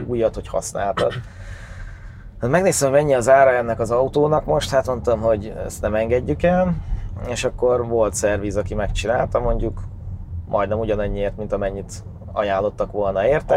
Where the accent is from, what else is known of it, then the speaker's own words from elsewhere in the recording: Great Hungarian Plain, Hungary; Alföldi gyerek vagyok